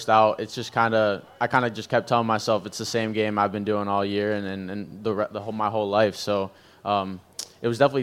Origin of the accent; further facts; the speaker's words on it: South Florida, United States; also born or lived in Peru; I was a Marlins fan growing up in South Florida